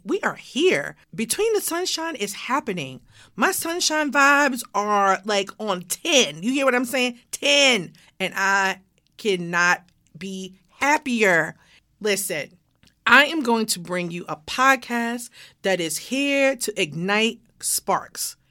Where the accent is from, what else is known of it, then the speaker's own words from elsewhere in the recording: Baltimore, Maryland, United States; now in Atlanta, United States; born and raised in Baltimore, Maryland